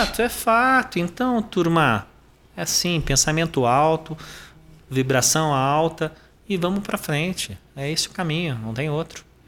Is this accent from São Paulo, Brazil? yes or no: yes; Sorocaba, São Paulo, Brazil; eu sou paulistano, nasci em São Paulo, capital, mas eu cresci em Sorocaba